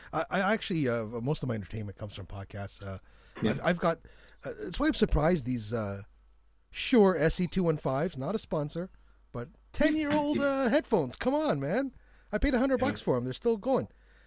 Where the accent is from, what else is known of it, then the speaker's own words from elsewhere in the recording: Canada; I'm from Canada.